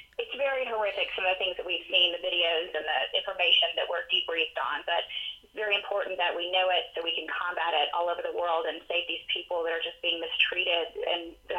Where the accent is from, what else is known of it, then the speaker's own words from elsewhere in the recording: United States; the benefits that we have of being American and growing up with so many things that we need to be grateful for.